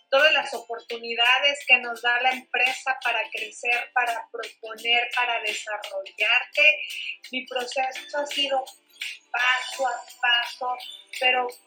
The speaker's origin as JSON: {"language": "Spanish", "country": "Mexico"}